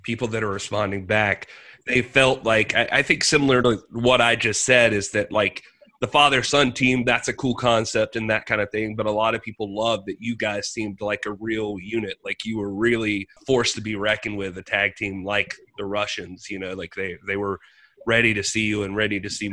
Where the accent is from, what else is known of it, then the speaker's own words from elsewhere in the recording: Greenville, South Carolina, United States; we're both from Greenville, South Carolina